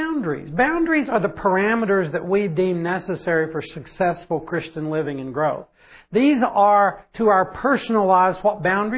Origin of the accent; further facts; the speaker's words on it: Oklahoma, United States; I grew up in Oklahoma